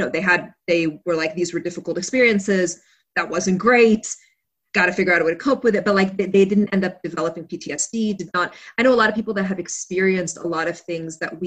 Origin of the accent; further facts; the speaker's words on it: Kuwait; moved away; also born or lived in United States; then we went back to Kuwait